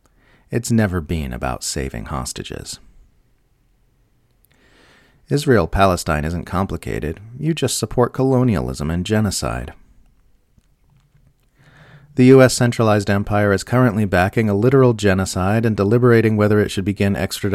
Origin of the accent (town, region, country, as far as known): Australia